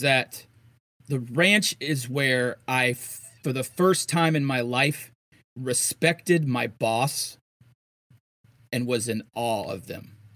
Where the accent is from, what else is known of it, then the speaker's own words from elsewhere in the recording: Florida, United States; I'm from Florida